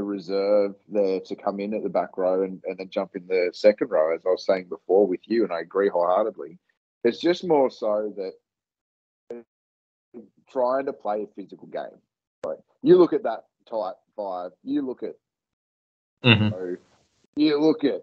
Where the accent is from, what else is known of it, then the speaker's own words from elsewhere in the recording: Queensland, Australia; I'm a Queenslander.